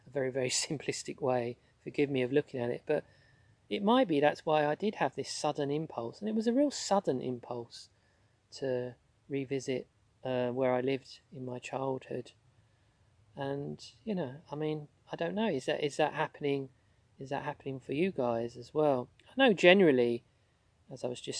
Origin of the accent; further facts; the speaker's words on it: London, United Kingdom; where I grew up in South London